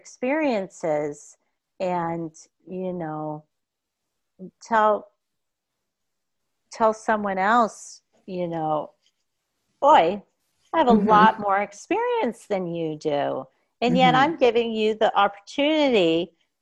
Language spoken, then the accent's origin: English; United States; moved away; also born or lived in Boston; I grew up in America during the time frame that I did.